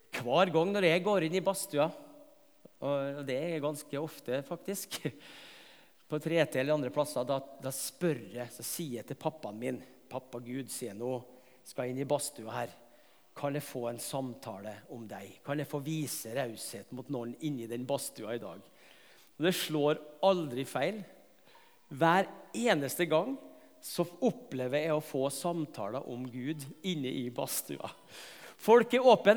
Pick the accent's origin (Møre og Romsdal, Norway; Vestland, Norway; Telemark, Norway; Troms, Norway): Møre og Romsdal, Norway; Tingvoll; moved away; på Tingvoll i heimbygda mi